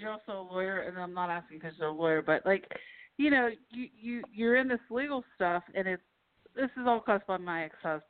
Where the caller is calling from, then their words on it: Pennsylvania, United States; from Pennsylvania.